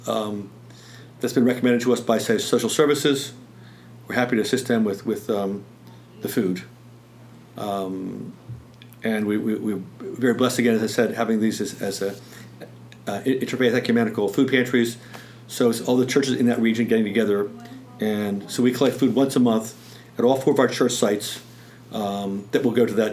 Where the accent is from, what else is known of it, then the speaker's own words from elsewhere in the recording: Bel Air, Maryland, United States; moved away as an adult; now in Western Maryland, United States; even though I grew up in the Baltimore area, mainly Bel Air, Harford County, this is my home